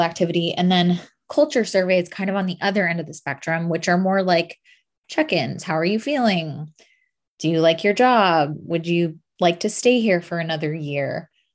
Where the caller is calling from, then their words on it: Los Angeles, California, United States; I'm calling in from Los Angeles.